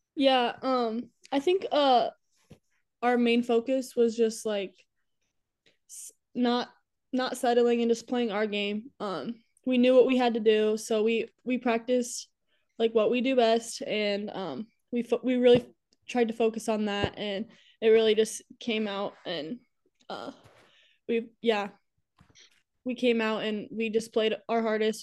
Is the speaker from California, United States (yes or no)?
no; Waverly, Iowa, United States; also born or lived in Alabama; I'm from Waverly, Iowa. I was born in Alabama, though